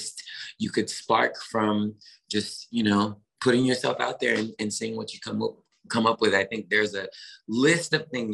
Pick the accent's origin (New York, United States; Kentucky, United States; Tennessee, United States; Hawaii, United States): Tennessee, United States; Memphis; born or raised there; moved away